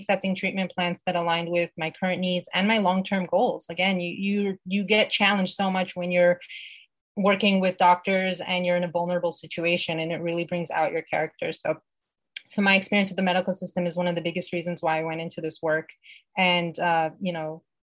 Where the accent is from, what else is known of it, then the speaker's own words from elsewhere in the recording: Uzbekistan; born there; And so the country I was born in used to be part of the former Soviet Union. I was born in Uzbekistan, and I'm of Persian descent.